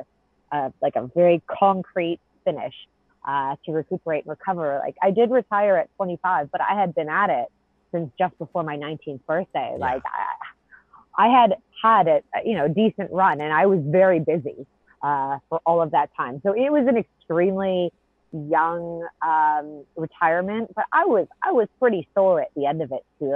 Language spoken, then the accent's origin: English; Canada; moved away; I'm Canadian